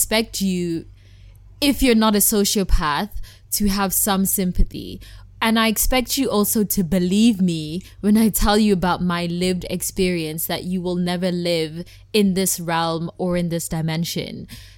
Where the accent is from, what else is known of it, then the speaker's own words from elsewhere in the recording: South Africa; And just the fact that I'm South African, but I don't feel South African because I haven't really lived there much, like, that affects my Blackness.